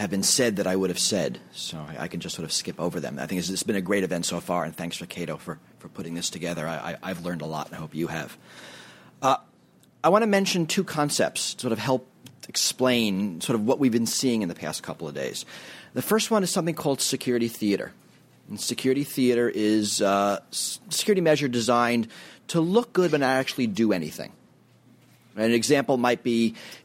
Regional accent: New York City, New York, United States; When I grew up in New York City

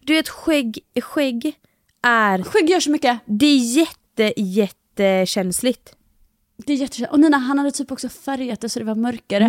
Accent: Halland County, Sweden; accent: halländska; när jag pratar med mina föräldrar och sånt, då pratar jag mycket mer halländska också.

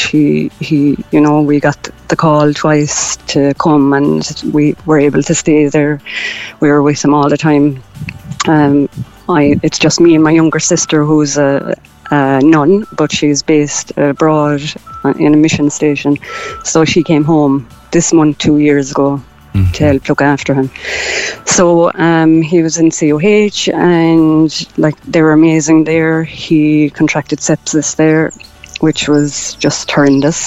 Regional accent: Kerry, Munster, Ireland; now in Cork, Ireland; I'm originally from Kerry, but I live in Cork

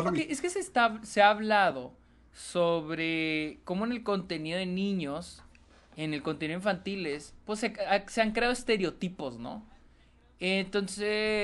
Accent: Mexico; todos somos mexicanos

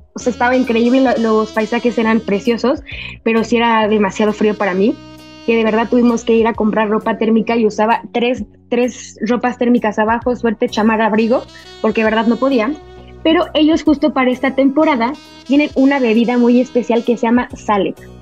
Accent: Mexico; como buena mexicana

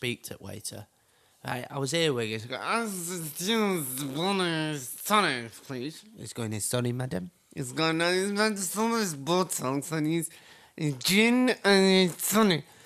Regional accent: United Kingdom; I'm so Brit abroad

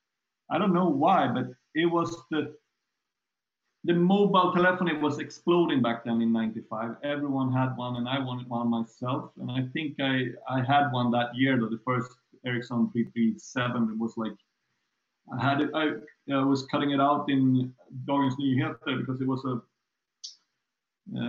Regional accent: Tumba, Stockholm County, Sweden; I grew up in Tumba

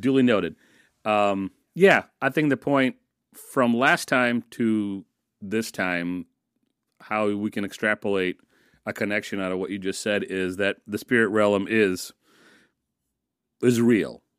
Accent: United States; I grew up in the States and I started school in the States

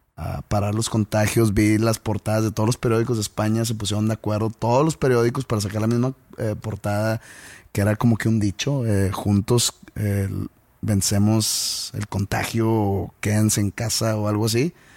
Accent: Mexico; nosotros como, mexicanos

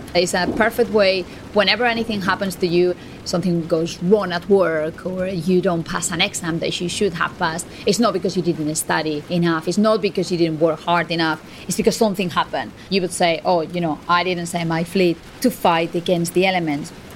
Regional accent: Spain; moved away as an adult; now in United Kingdom; I'm a Spanish journalist. I've been based in the UK for 12 years now.

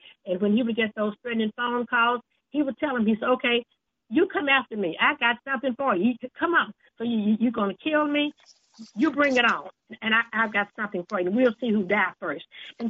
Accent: Canton, Mississippi, United States; the first black mayor of my hometown of Canton

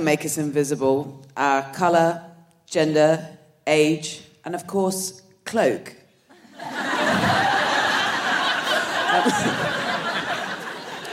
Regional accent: Dorset, South West England, United Kingdom; moved away; I'm from Dorset

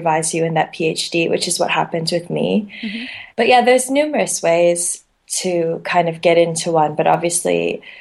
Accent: Canada; moved away; I'm actually from Canada

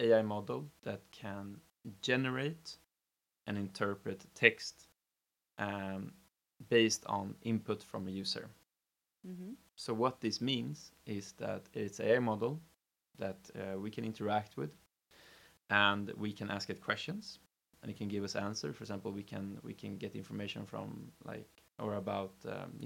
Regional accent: Stockholm, Stockholm County, Sweden; born and raised in Stockholm

